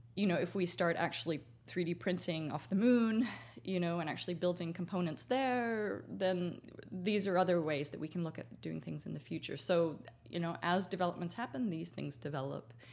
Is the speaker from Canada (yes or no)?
yes; Canada; being Canadian